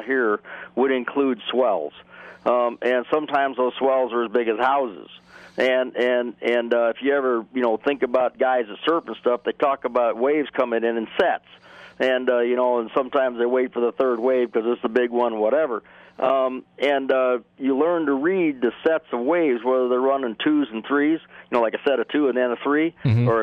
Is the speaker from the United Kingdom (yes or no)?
no; California, United States; We obviously grew up racing pretty much on the West Coast in the Pacific Ocean